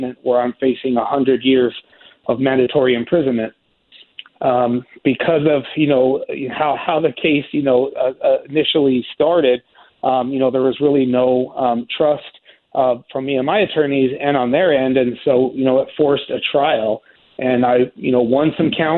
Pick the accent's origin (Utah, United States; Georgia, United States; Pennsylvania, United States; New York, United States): Utah, United States; Salt Lake City; my hometown of Salt Lake City, Utah